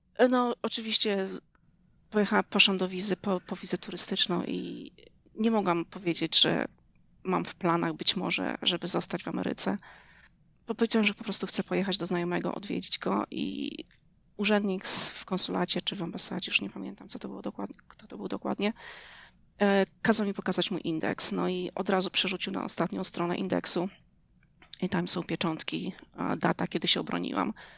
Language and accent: Polish; Rejowiec Fabryczny, Lublin Voivodeship, Poland; moved away as an adult; also born or lived in New York, United States; now in Knoxville, United States; pochodzę ze wschodniej Polski, z małej miejscowości rejowiec fabryczny pod Hełmem